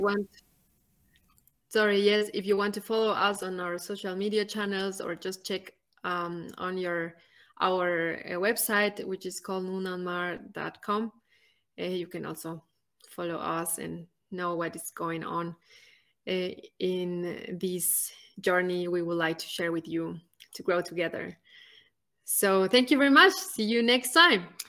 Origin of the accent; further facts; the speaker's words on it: Ecuador; moved away as an adult; also born or lived in Germany / Nicaragua; now in Malawi; I come from Ecuador, one of the smallest countries